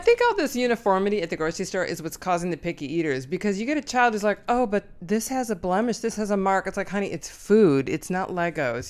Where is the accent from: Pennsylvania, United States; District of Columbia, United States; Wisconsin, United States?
Wisconsin, United States; I'm from Wisconsin